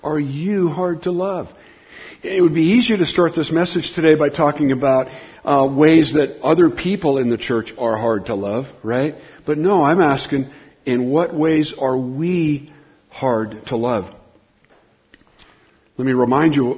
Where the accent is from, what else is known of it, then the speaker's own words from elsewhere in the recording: Southern California, United States; I grew up in Southern California